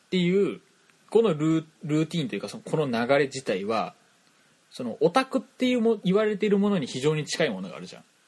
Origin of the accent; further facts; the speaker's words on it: Toyama, Japan; accent: Toyama dialect; 俺らってさ、その、富山弁というか、富山のその、イントネーションでもろ喋ってるわけじゃん。